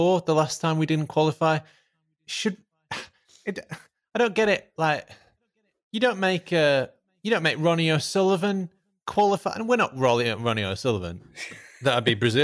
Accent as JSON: {"language": "English", "region": "England", "country": "United Kingdom", "said": "I guess we're English."}